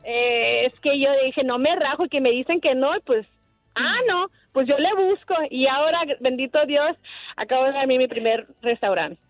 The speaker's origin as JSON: {"language": "Spanish", "town": "Los Angeles", "region": "California", "country": "United States", "moved": "as an adult", "lives_now": "Phoenix, United States", "said": "Cuando me mudé a Phoenix, porque originalmente soy de Los Ángeles, cuando me mudé a Phoenix hace nueve años"}